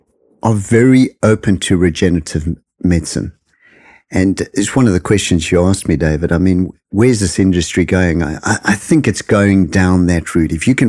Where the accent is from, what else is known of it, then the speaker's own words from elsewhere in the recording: South Africa; moved away as an adult; also born or lived in United Kingdom; I'm from South Africa originally.